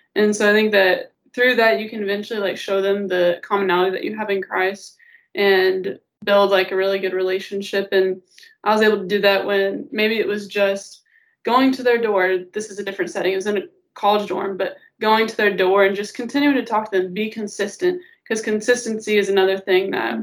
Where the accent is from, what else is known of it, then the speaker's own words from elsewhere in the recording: Auburn, Illinois, United States; I'm from Auburn, Illinois. Um, my dad's a pastor at Meadowbrook Baptist Church, um, and I've been there since I was about one years old